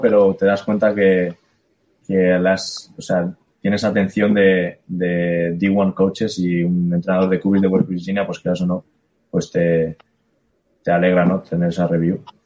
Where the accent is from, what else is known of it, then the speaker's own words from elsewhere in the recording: Spain; also born or lived in Ohio, United States; soy de España